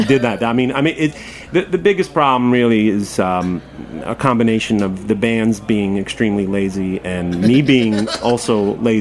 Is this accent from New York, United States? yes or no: yes; New York City, New York, United States; born or raised there